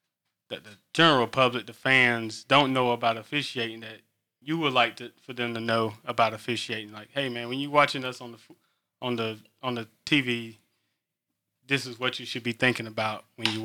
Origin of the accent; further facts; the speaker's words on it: North Carolina, United States; I'm from Eastern North Carolina, man. Yeah, I don't know any of these Western North Carolina teams.